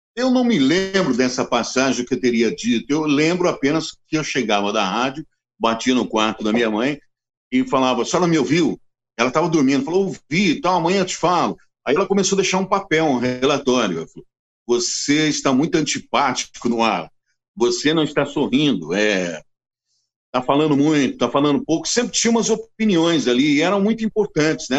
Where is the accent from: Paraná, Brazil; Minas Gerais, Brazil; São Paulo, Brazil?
São Paulo, Brazil; Assis; moved away as an adult; also born or lived in Brasília; eu nasci em Assis